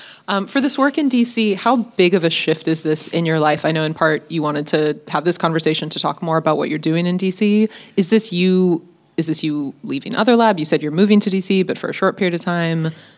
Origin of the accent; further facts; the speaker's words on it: Australia; if I admitted that I've learned lessons, that would admit weakness, and I'm Australian, and we're chiseled, and we don't show weakness.